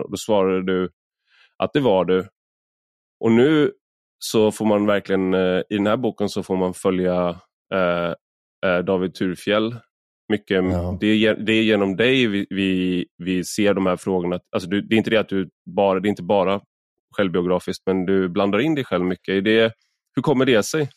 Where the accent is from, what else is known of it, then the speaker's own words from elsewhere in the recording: Sweden; also born or lived in Odense, Denmark; jag var svensk